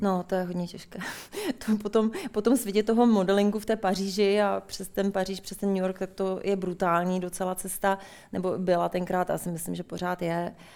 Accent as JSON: {"language": "Czech", "town": "Litoměřice", "region": "Ústí nad Labem Region", "country": "Czechia", "also_born_or_lived": "Paris, France / United States", "moved": "as an adult", "said": "Já jsem z Litoměřic, Lightmerit"}